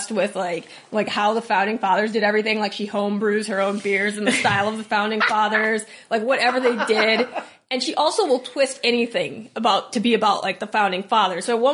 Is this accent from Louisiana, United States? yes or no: no; Minnesota, United States; I'm Minnesotan